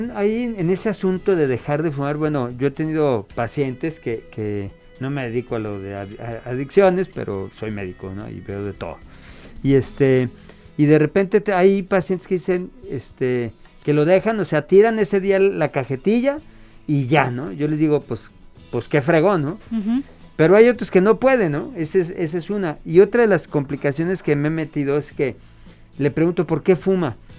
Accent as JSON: {"language": "Spanish", "region": "Chihuahua", "country": "Mexico", "said": "yo soy de Chihuahua"}